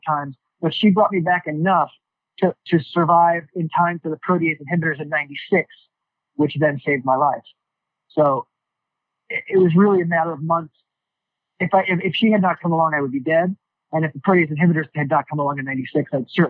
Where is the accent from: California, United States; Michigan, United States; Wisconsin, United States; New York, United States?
New York, United States; Just being a New Yorker and loving New York history